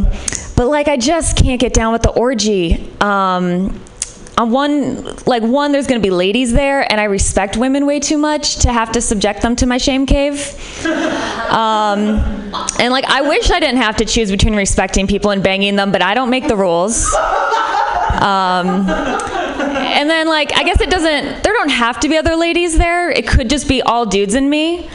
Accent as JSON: {"language": "English", "region": "Midwest", "country": "United States", "said": "like, I'm from the Midwest, which might be part of it. Like, parties in San Francisco are definitely of a different caliber. In the Midwest, like, parties don't turn into surprise orgies."}